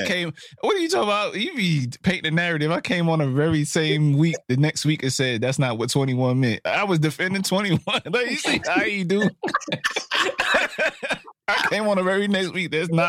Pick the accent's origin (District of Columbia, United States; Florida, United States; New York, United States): New York, United States; Brooklyn; I'm from Brooklyn.